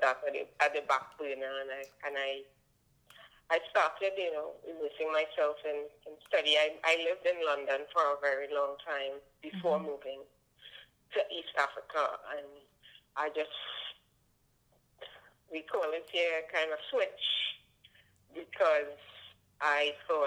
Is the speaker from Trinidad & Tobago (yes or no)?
yes; Trinidad & Tobago; I am. I was born here